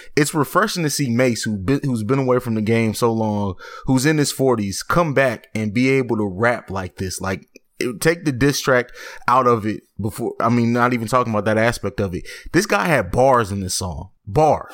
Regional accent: St. Louis, Missouri, United States; I'm not from East St. Louis, I'm from St. Louis

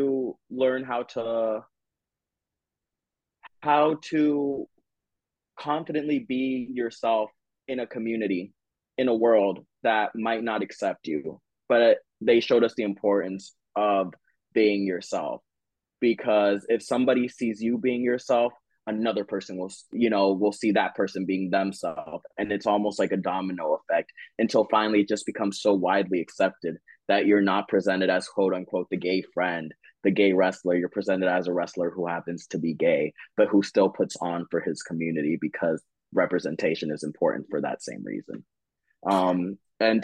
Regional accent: South Florida, United States; my hometown of sunny South Florida

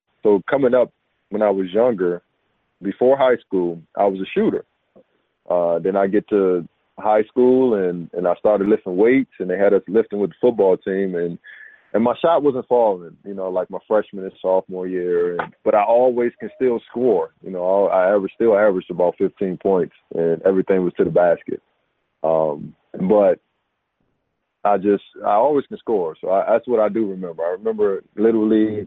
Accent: Oxon Hill, Maryland, United States; moved away as an adult; also born or lived in Washington, D.C.; now in Rochester, United States; Lived in Oxon Hill, Maryland, pretty much all my life. But I reside in Rochester, New York now

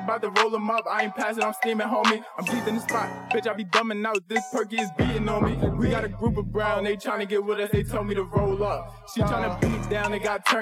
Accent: New York City, New York, United States; I'm from Bed-Stuy, Tongans, Sumner.

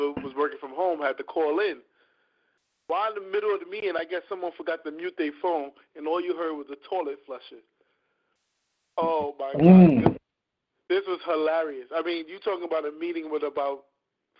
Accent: New York City, New York, United States; I'm from Harlem

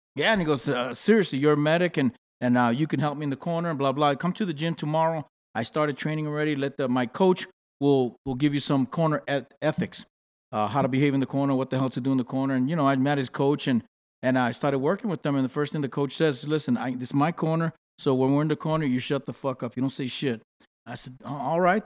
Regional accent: New York City, New York, United States; moved away; also born or lived in Los Angeles; I'm from the Bronx, New York

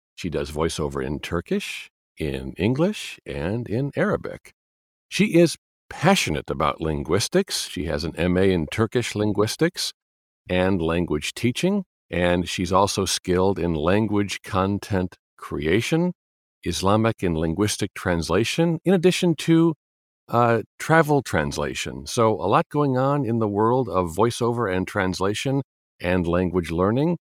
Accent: Chicago, Illinois, United States; I'm from Chicago

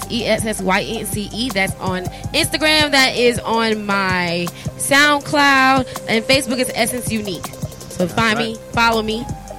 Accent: Tampa, Florida, United States; I'm originally from Tampa, Florida.

